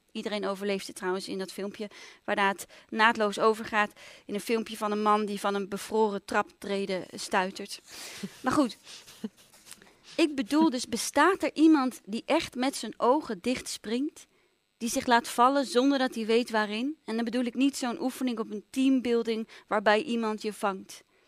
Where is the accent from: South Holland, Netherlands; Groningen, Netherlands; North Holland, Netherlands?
North Holland, Netherlands; Amsterdam; ik ben opgegroeid in Amsterdam